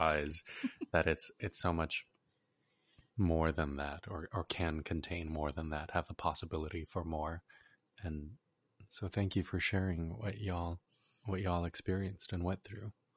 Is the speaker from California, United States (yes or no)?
yes; California, United States; as a Korean American born and raised in California